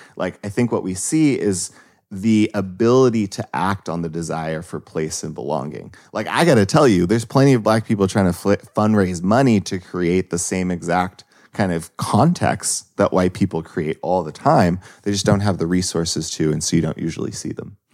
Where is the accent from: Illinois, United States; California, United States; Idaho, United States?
California, United States; Los Angeles; I grew up in Los Angeles